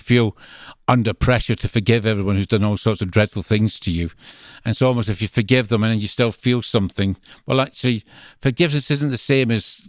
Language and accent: English; Greenock, Scotland, United Kingdom; accent: Scottish; now in England; I'm from the Glasgow side, a town called Greenock.